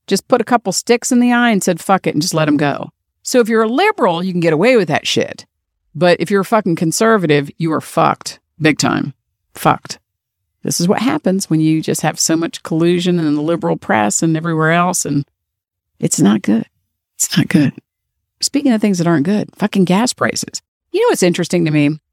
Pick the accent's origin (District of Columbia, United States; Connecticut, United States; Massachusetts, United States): District of Columbia, United States; Washington; My hometown, D C, where I was born and raised